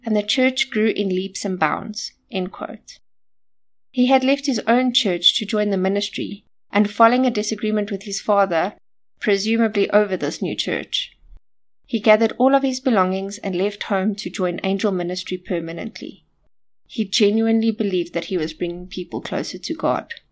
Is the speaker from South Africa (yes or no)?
yes; South Africa; it happened right here in my home country of South Africa